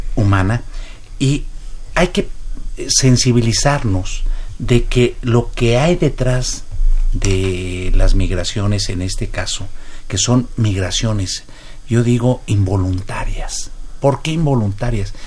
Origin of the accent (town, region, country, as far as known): Mexico